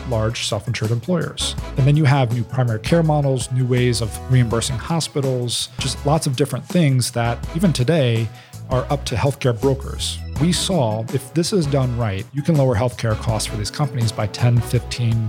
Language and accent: English; Celina, Ohio, United States; moved away as an adult; also born or lived in Coldwater, Ohio / Boston, Massachusetts; now in Columbus, United States; I was birthed in Coldwater, Ohio. I'm from Salina. It's between Lyman and Dayton. Very much agricultural farm town.